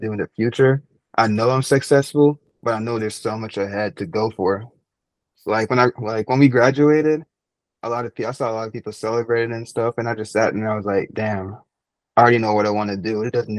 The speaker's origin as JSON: {"language": "English", "country": "Jamaica", "tie": "born or raised there", "lives_now": "United States", "said": "growing up in Jamaica, third world country, and coming to the U.S., it felt like a blessing"}